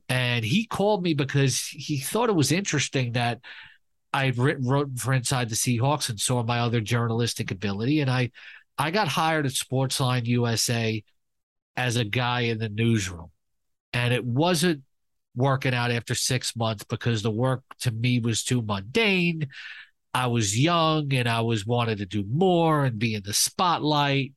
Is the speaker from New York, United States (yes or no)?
yes; New York City, New York, United States; I grew up in Queens